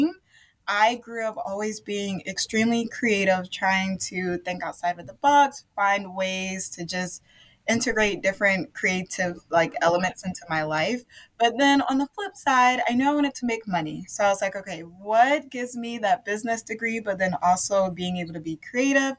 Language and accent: English; Savannah, Georgia, United States; moved away as an adult; also born or lived in Virginia; now in Milwaukee, United States; born and raised in Savannah, Georgia